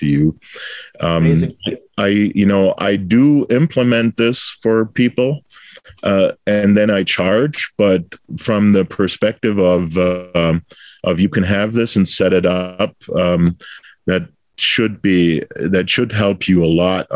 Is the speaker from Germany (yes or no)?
yes; Bitburg, Rhineland-Palatinate, Germany; moved away as an adult; also born or lived in El Paso, Texas; now in United States; I was born in Bitburg, Germany, which is a beer town. So the Bitburger Brauerei was actually my first employer as a student